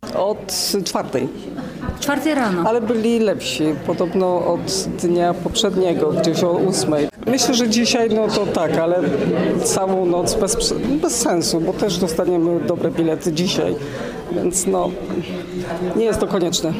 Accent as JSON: {"language": "Polish", "town": "Jaworzno", "region": "Silesian Voivodeship", "country": "Poland", "said": "Jestem z Jaworzna"}